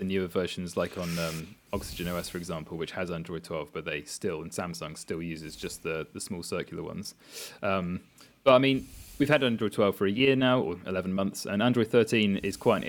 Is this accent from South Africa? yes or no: no; United Kingdom; we are British, we are not necessarily the most bilingual lot